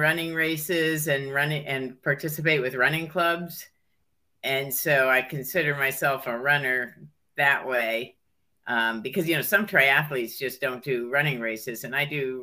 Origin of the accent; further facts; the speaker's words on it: Hartford, Connecticut, United States; moved away as an adult; also born or lived in Pennsylvania / Ohio; now in Vermont, United States; I mostly grew up in Connecticut, and I was born in Pennsylvania and went to first, second, and third grade in Ohio. But then from fourth grade on, I was in a suburb of Hartford